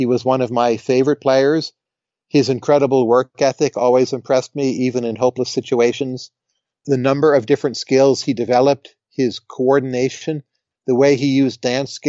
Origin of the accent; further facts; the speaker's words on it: United States; I'm American